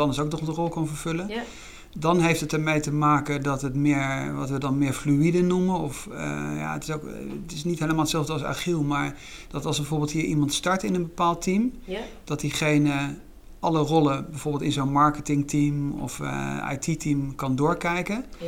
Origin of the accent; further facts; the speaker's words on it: Netherlands; wij eigenlijk allemaal kennen ook als Nederlanders